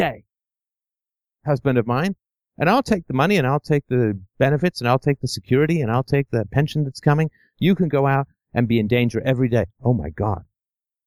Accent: England, United Kingdom; I grew up in England in the 70s

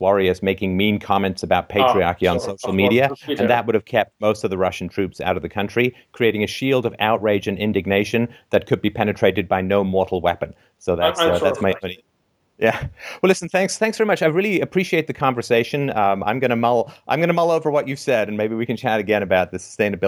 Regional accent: Ontario, Canada; I am a Canadian

